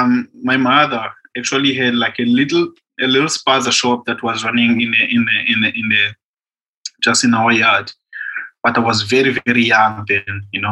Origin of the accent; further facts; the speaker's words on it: Khayelitsha, Western Cape, South Africa; wine itself, like, has never been part of my, like, African culture, you know.